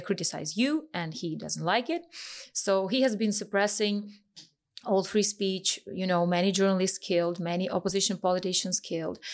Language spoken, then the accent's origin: English; Vinnytsia, Vinnytsia Oblast, Ukraine; I'm from Vinica, which is, uh, central Ukraine.